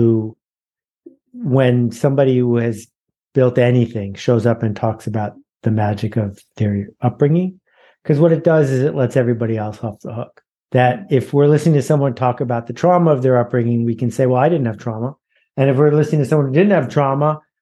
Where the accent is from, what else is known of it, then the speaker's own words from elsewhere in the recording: Mount Vernon, New York, United States; I was born in New York, but I grew up in Mount Vernon, which is about 11 miles from New York City